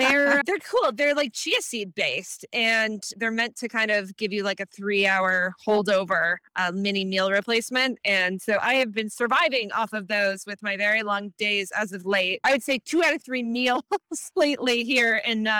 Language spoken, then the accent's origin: English; Canada; moved away as an adult; now in California, United States; I was born in Canada and I spent my first 2 decades there